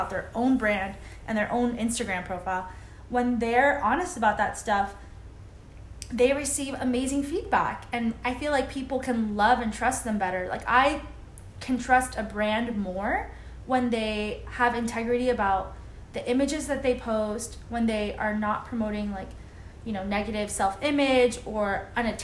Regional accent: Miami, Florida, United States; we're both Cuban. We're born and raised in Miami, Florida

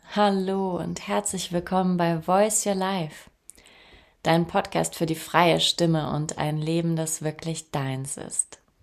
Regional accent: Saarbrücken, Saarland, Germany; moved away; in meiner Heimatstadt

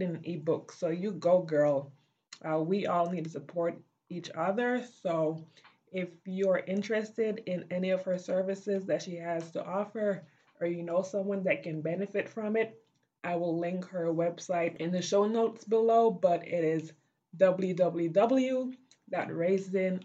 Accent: Belize; now in United States; growing up in Belize

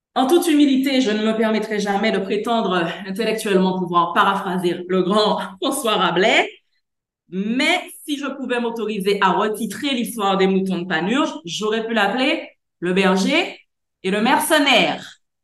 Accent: Guadeloupe; chez nous en Guadeloupe

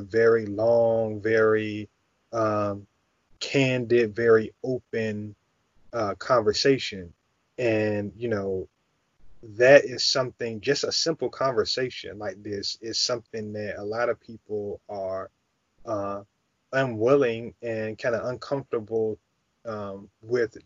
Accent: United States; what it is to be Black, you know, growing up in America

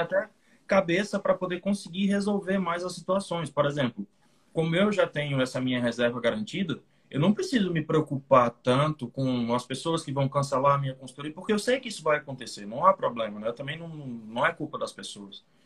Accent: Fortaleza, Ceará, Brazil; Eu sou do Ceará, Fortaleza, aqui no Brasil

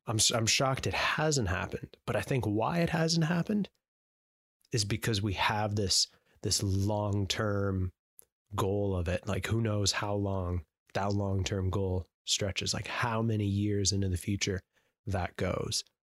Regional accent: Canada

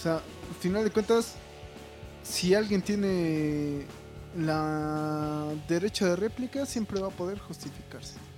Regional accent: Mexico; estamos, güey, sobreviviendo, güey, como buenos mexicanos

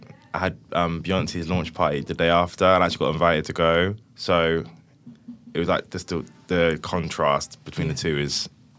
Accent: Cheltenham, South West England, United Kingdom; I'm 23. I'm a rapper from Cheltenham.

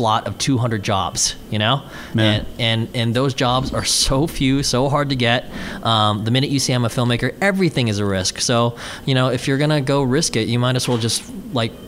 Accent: Houston, Texas, United States; moved away as an adult; now in Los Angeles, United States; I mostly raised in Houston, Texas, from say I think 8 to 17

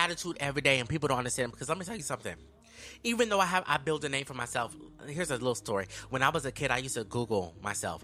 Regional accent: Sacramento, California, United States; moved away as an adult; now in Los Angeles, United States; I'm from, born and raised in Sacramento, California

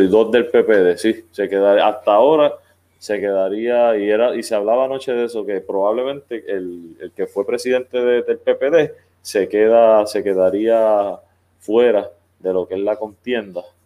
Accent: Arecibo, Puerto Rico; moved away; Yo soy arecibeño, nacido y criado en Arecibo, no vivo en Arecibo actualmente

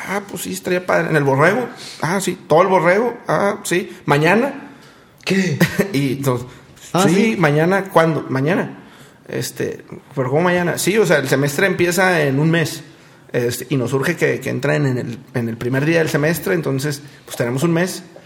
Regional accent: Monterrey, Nuevo León, Mexico; somos un negocio regio de chavos

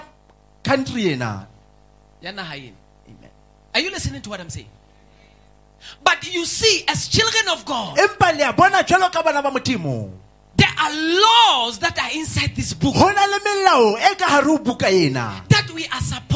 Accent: South Africa; Majority of us in this place are South African citizens

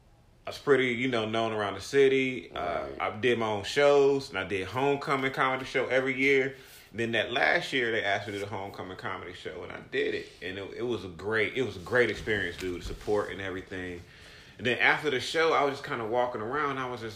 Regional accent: Durham, North Carolina, United States; moved away as an adult; I'm from Durham, North Carolina.

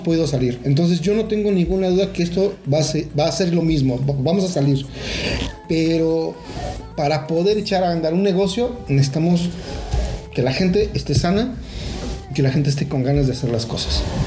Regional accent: Mexico; como, pueblo mexicano

